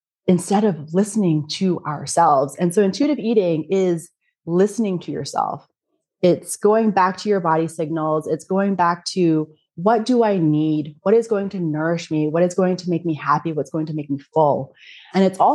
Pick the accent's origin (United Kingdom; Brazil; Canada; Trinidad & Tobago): Canada; now in Germany; I'm from Canada. Every time I come back to Germany where I live